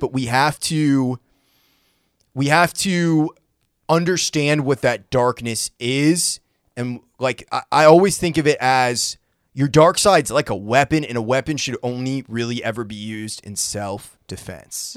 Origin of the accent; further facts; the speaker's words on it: Brunswick, Maine, United States; now in Nashville, United States; my hometown of Brunswick, Maine